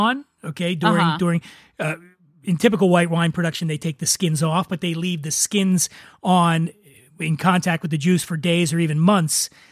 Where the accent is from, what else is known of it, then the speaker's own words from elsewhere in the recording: Philadelphia, Pennsylvania, United States; Philly. Area. I'm from Philadelphia